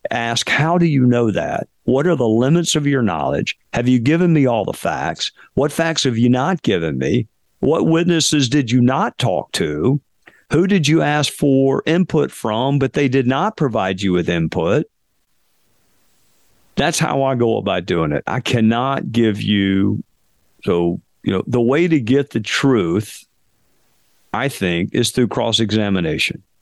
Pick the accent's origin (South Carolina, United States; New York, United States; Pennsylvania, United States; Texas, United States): South Carolina, United States; Spartanburg; They teach a college class um, at at at Wofford, which is a small liberal arts school in my hometown